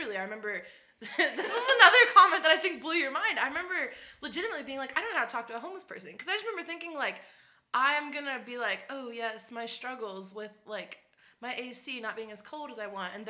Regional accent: Pittsburgh, Pennsylvania, United States; moved away as an adult; now in Las Vegas, United States; I'm originally from Pittsburgh, Pennsylvania

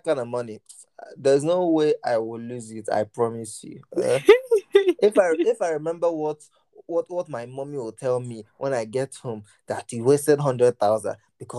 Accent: England, United Kingdom; If he didn't get that, I'm English right now.

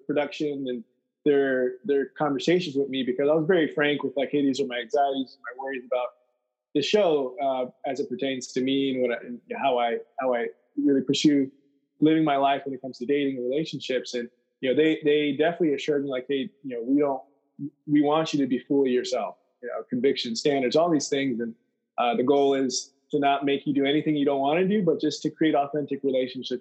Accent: United States; being in an American in the U.S. and well aware of American culture

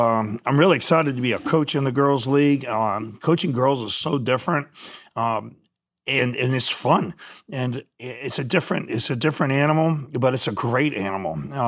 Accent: New Iberia, Louisiana, United States; I'm from New Iberia

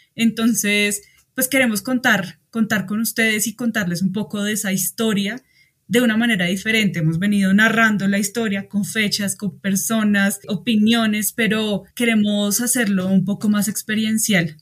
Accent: Colombia; como colombianos

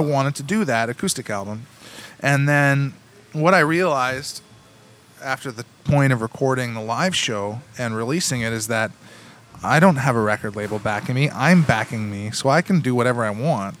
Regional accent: Cambridge, Ontario, Canada; also born or lived in Kitchener, Ontario; I grew up in the in the Tri Cities. I, I consider myself a child of the Tri Cities because I grew up in Cambridge. Uh, North Cambridge to be specific

